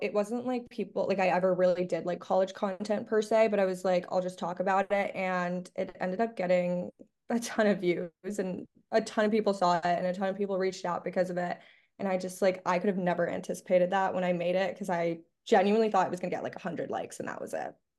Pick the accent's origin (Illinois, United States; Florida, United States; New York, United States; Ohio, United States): Florida, United States; Miami; moved away as an adult; now in Los Angeles, United States; I'm from Miami, Florida